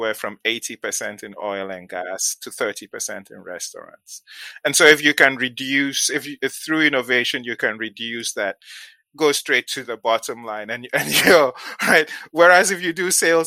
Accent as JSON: {"language": "English", "country": "Ghana", "tie": "born or raised there", "also_born_or_lived": "Nigeria / New London, United States", "moved": "as an adult", "lives_now": "United States", "said": "I did my secondary school, the equivalent of high school in Ghana"}